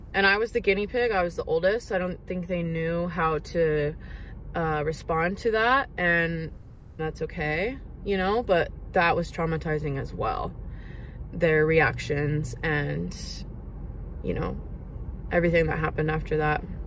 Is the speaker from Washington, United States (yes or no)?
yes; Seattle, Washington, United States; I was born and raised in Washington state, like Seattle area